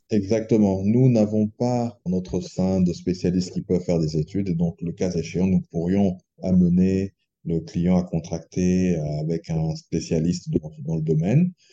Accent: Republic of the Congo; moved away as an adult; also born or lived in France; now in Brazzaville, Congo; J'ai fait toute ma scolarité primaire, collège, mais, mais lycée aussi, euh, au Congo

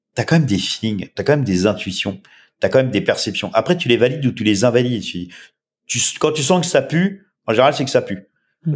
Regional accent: France; accent: French

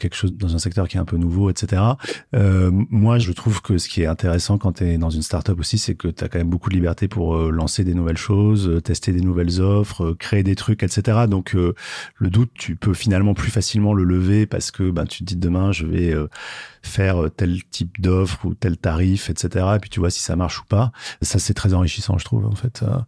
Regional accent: Marseille, Provence-Alpes-Côte d'Azur, France; now in Paris, France; je suis marseillais, euh, mais maintenant, ça fait assez longtemps que j'habite Paris

